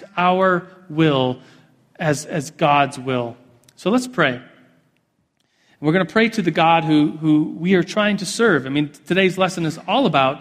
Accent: United States; as an American with endless opportunities

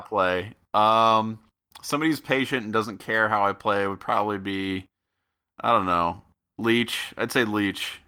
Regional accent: Middletown, Ohio, United States; now in Japan; I'm from Middletown

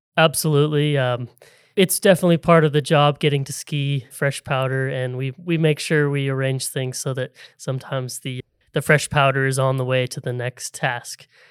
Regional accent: Seattle, Washington, United States; I grew up in the Seattle area

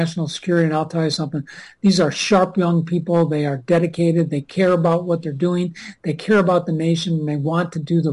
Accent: Minnesota, United States

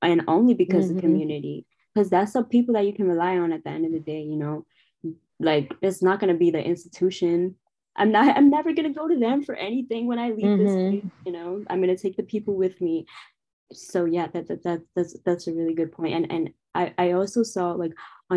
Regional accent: New York City, New York, United States; also born or lived in Syracuse; I'm from Harlem

